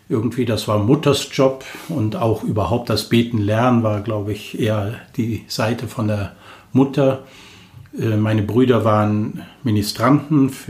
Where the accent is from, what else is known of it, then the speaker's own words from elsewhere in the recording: Cologne, North Rhine-Westphalia, Germany; Ich bin 56 Jahre alt, gebürtig aus Köln, also ich bin eine echte Kölsche, mit echt Kölnisch Wasser getauft. Aus einer Familie mit sieben Kindern bin ich der Letzte und ich bin in Köln groß geworden.